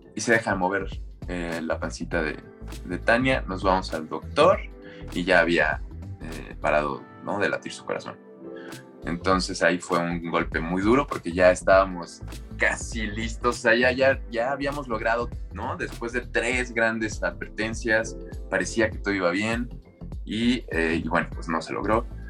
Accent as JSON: {"language": "Spanish", "region": "Mexico City", "country": "Mexico", "also_born_or_lived": "Acapulco", "moved": "as an adult", "said": "llegar como chilango, con mentalidad chilanga a, una ciudad"}